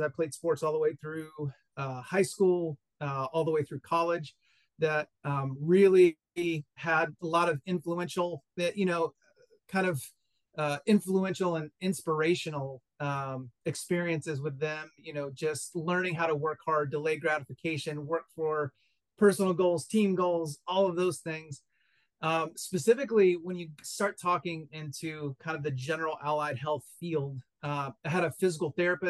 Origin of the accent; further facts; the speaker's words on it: East Tennessee, United States; also born or lived in Greenville, South Carolina; I grew up in East Tennessee, so not too far from where you are now